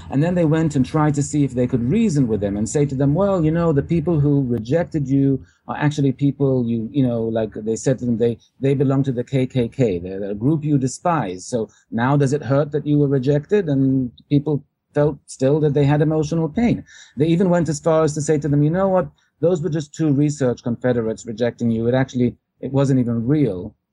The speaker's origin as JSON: {"language": "English", "region": "England", "country": "United Kingdom", "tie": "born or raised there", "moved": "yes", "lives_now": "New York, United States", "said": "I uh, was born in England originally."}